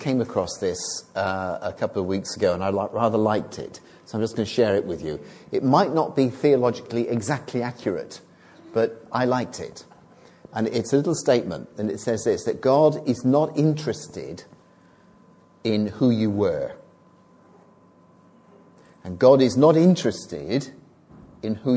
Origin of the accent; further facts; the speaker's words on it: Bristol, South West England, United Kingdom; accent: Bristol; my Bristol accent